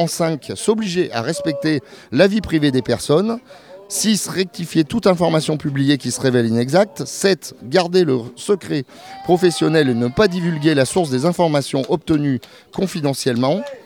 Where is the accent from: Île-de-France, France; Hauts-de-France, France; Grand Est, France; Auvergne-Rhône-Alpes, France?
Auvergne-Rhône-Alpes, France; Clermont-Ferrand; je suis de Clermont-Ferrand